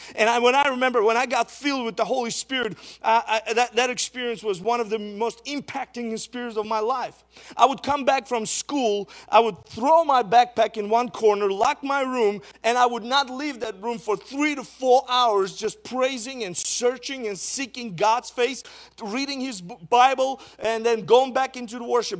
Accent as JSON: {"language": "English", "town": "Izmail", "region": "Odesa Oblast", "country": "Ukraine", "tie": "born or raised there", "also_born_or_lived": "Fargo, North Dakota", "said": "back in Ismail, in my hometown in Ukraine"}